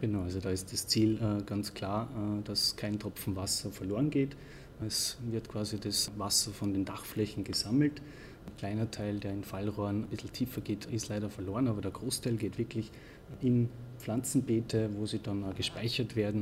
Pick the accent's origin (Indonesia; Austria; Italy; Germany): Austria; bei uns in Österreich